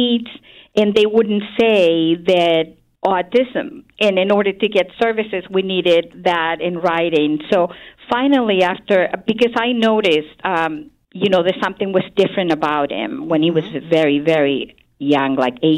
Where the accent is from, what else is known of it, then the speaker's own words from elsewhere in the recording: Santiago, Santiago Metropolitan Region, Chile; moved away as an adult; now in United States; I'm originally from Chile, which is a country in the western part of South America. And I grew up in Santiago, the capital.